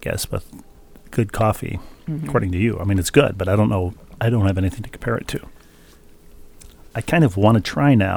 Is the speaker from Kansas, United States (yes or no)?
yes; Lawrence, Kansas, United States; Allen Fieldhouse in Lawrence, Kansas, my hometown